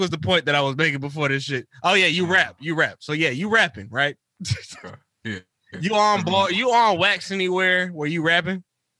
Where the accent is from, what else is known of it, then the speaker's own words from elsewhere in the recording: the South, United States; We are from the South